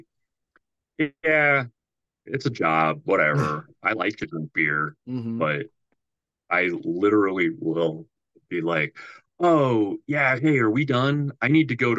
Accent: Norwalk, Iowa, United States; I grew up in Norwalk, which is on the south side of Des Moines

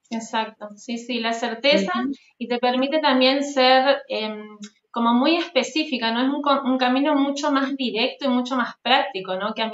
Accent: Avellaneda, Santa Fe, Argentina; De Santa Fe, de Avellaneda, Santa Fe, bien al norte de, Argentina.

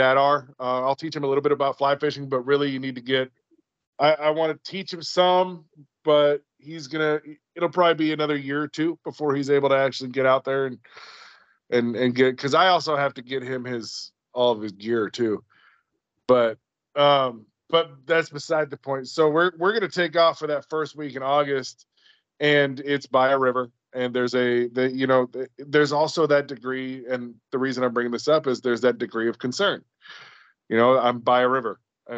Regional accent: coast of Alaska, United States; now in Texas, United States; I grew up on the coast of Alaska, literally across the street from the bay

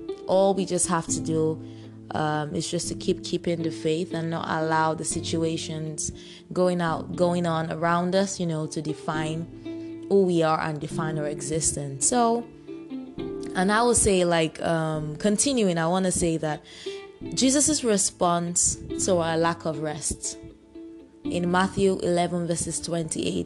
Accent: Nigeria; I'm a Nigerian

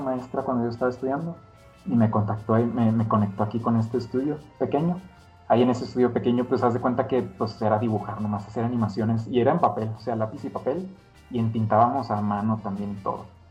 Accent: Ciudad Juárez, Chihuahua, Mexico; moved away as an adult; also born or lived in Mexico City; yo soy de Ciudad Juárez. Eh, me fue a vivir a la Ciudad de México allá como en el 2010.

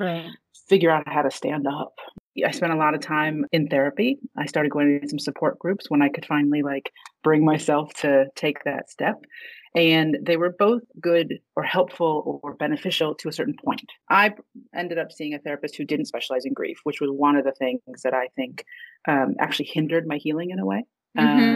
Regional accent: Virginia, United States; moved away as an adult; also born or lived in Egypt; now in New York, United States; my family's Egyptian. Um, I was actually born overseas, but ra- we moved here when I was three. So, I was raised in Virginia, and then I've lived in New York for over 20 years

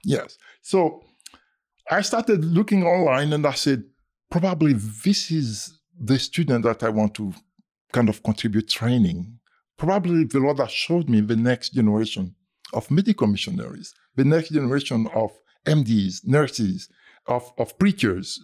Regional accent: Côte d’Ivoire; moved away; I was born in the Ivory Coast, uh, in French, we say Côte d'Ivoire.

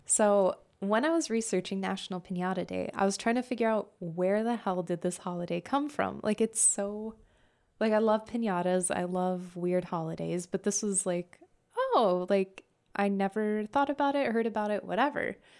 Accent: Southwest, United States; I grew up in the Southwest

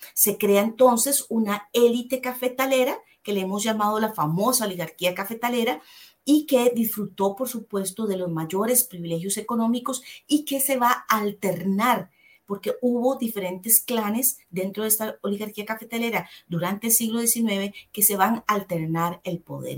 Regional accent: Costa Rica; como costarricenses nos abraza un mismo himno, nos abraza una misma bandera, nos sentimos igualiticos

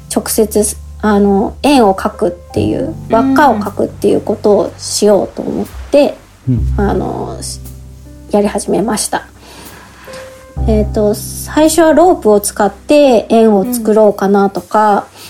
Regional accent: Miura, Kanagawa, Japan; 私は三浦市出身で

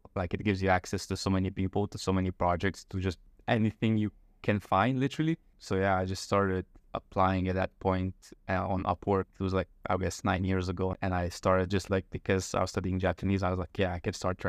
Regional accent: Slovenj Gradec, Slovenia; moved away as an adult; also born or lived in Ljubljana, Slovenia; now in Chiang Mai, Thailand; from a very small town called Slovengrad. It's like 9,000 people. And I lived there until like high school. Then I moved to the capital, Ljubljana

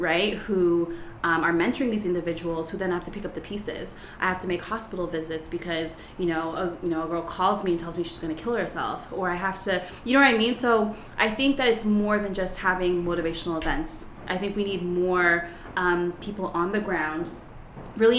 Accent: Toronto, Ontario, Canada; I am from Toronto, Canada, and I come from a middle class, two-parent home, preacher's kid, so I lived in a bubble most of my life

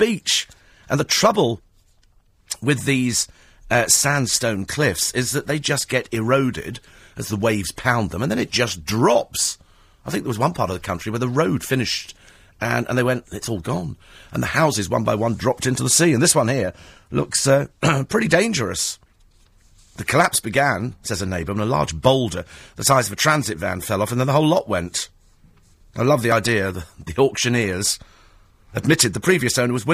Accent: United Kingdom; being British

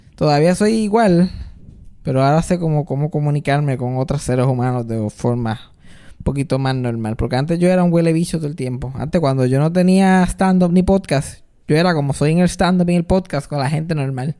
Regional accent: Puerto Rico; nosotros como puertorriqueños

